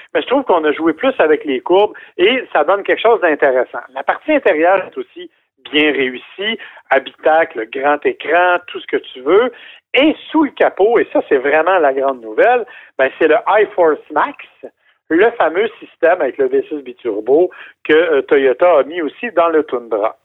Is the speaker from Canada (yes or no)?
yes; Canada; chez nous au Canada